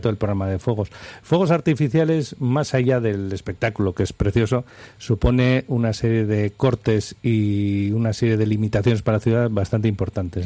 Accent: Bilbao, Basque Country, Spain; Somos de Bilbao

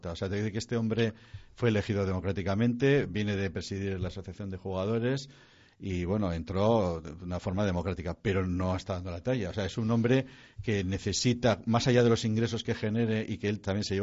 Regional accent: Bilbao, Basque Country, Spain; Somos, de Bilbao y, los, de los pueblos que nos rodean

